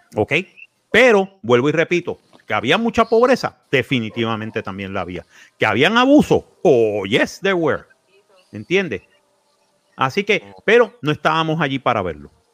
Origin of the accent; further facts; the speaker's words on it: Puerto Rico; Somos una colonia